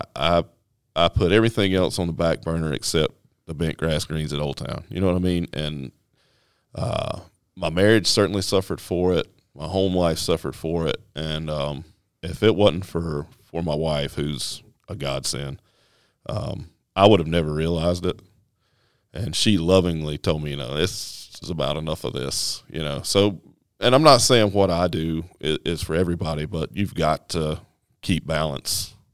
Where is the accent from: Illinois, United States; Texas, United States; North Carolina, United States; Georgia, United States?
North Carolina, United States; northwest; moved away as an adult; also born or lived in Michigan; grew up in the northwest corner of North Carolina